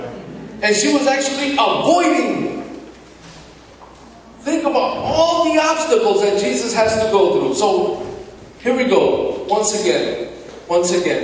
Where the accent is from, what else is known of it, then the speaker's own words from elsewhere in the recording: New York City, New York, United States; in the 70s when I grew up in Washington Heights in the Dominican